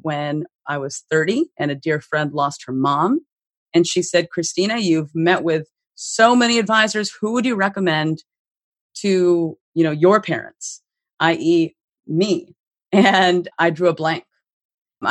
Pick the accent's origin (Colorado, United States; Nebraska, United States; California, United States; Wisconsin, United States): California, United States; Bay Area; also born or lived in Philippines; I am an immigrant from the Philippines. And I escaped the Philippines with my mom and my little sister in the early 1990s amidst a coup in the Philippines, and really kind of lived a very unstable childhood in the Bay Area